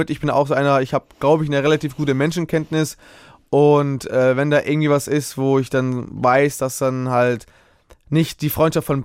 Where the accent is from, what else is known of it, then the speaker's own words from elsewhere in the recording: Hamburg, Germany; born there; Ich bin in äh, Hamburg geboren.